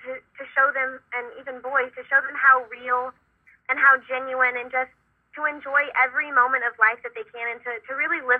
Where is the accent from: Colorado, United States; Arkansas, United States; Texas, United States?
Texas, United States; I am actually back in my home state of Texas.